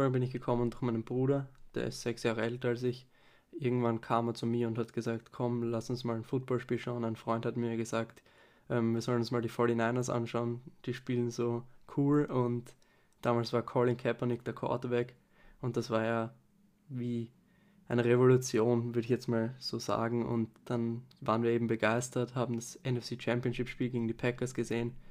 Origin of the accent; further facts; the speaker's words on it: Vienna, Austria; Ähm, ich bin aus Wien